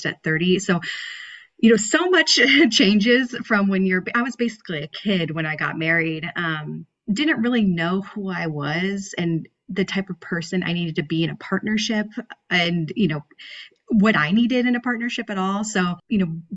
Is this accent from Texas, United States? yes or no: no; San Diego, California, United States; I'm from San Diego